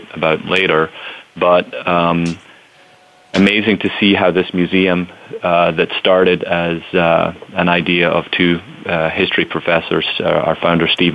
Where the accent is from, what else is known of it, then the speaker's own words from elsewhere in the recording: Scotland, United Kingdom; moved away as an adult; also born or lived in United States; now in New Orleans, United States; I'm originally from Scotland, born and raised there, and came to the United States for college